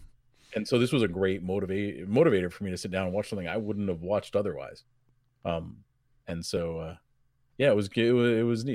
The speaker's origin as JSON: {"language": "English", "region": "New England", "country": "United States", "tie": "born or raised there", "said": "I grew up in New England"}